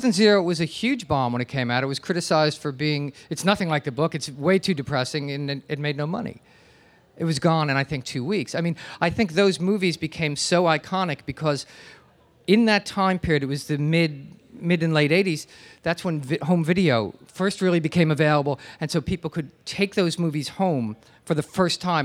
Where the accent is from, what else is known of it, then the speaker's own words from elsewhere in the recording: New Jersey, United States; now in New York, United States; I grew up in New Jersey, and I've lived here for most of my life